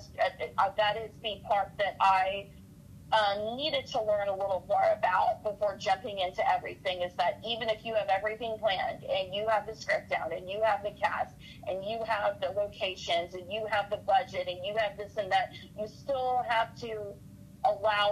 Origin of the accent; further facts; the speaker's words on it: Houston, Texas, United States; I'm from Kingwood in Houston